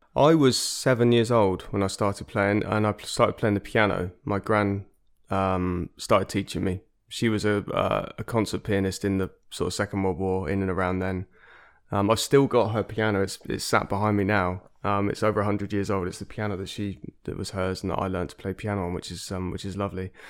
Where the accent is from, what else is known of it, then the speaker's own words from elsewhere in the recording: Exeter, South West England, United Kingdom; moved away; also born or lived in London; I grew up in Devon, uh, in Exeter, which is actually where I am now